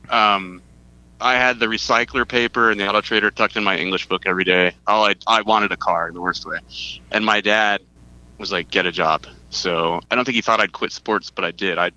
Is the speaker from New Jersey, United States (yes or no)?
no; Fullerton, California, United States; born there; Uh, well, so I was born in Fullerton, but my dad worked for Vons Grocery Company